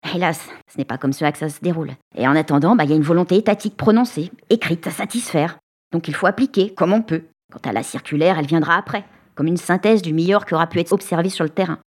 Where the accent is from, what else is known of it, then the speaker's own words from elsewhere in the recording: France; Chez nous, en France